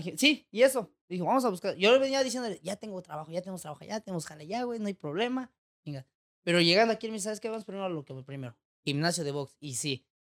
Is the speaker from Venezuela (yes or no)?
no; Mexico; moved away as an adult; now in Tijuana, Mexico; Crecí en un pueblo donde, pues, prácticamente todos nos conocíamos, la mayoría